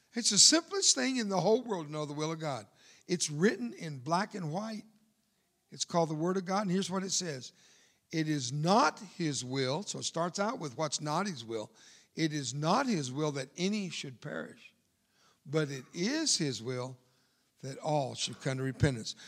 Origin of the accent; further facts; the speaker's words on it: Fort Worth, Texas, United States; first language Spanish; English is a second language; moved away; I'm from Fort Worth, Texas, and I'm from there more than I am there